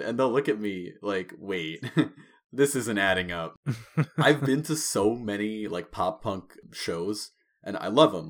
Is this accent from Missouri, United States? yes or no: no; Long Island, New York, United States; I grew up on Long Island, New York